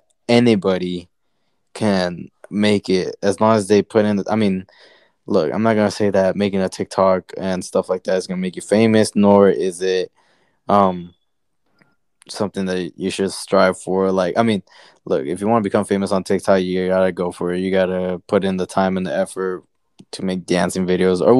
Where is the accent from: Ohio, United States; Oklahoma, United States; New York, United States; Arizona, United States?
Arizona, United States; near Peoria